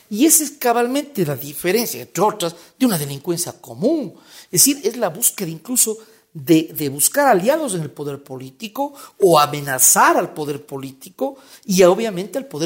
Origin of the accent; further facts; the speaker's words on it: Cuenca, Azuay, Ecuador; now in Quito, Ecuador; Cuenca es mi ciudad natal, obvio, le, quiero mucho a, Cuenca, pero, pero no puedo dejar de, decir, y, no voy a ser ingrato con Quito, Quito es una bella ciudad, vivo acá ya casi siete años.